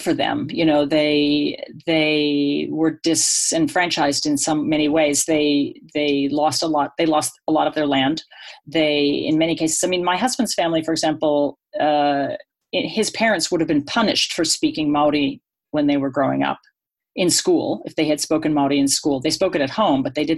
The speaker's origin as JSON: {"language": "English", "town": "Boston", "region": "Massachusetts", "country": "United States", "also_born_or_lived": "Australia", "moved": "as an adult", "said": "I'm from Boston, and I went to the Pacific when I was in my 20s"}